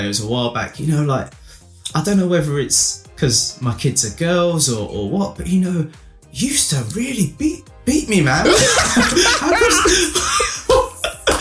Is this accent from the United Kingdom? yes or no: yes; Romford, London, United Kingdom; moved away as an adult; now in Colchester, United Kingdom; I'm originally from Romford. And still, you know, go back home and see my folks.